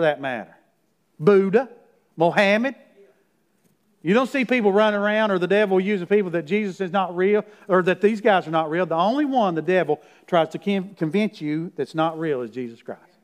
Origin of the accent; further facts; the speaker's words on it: Middlesboro, Kentucky, United States; Farrah Fawcett came to my hometown because Lee Majors is from my hometown, $6 million man, by the way. And when he was married to her, he brought her to Middlesboro, Kentucky one time